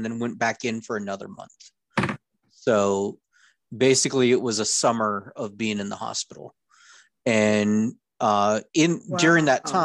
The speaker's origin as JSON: {"language": "English", "area": "Orange County", "region": "California", "country": "United States", "tie": "born or raised there", "also_born_or_lived": "North Idaho", "moved": "yes", "lives_now": "Idaho, United States", "said": "I grew up in Orange County, California"}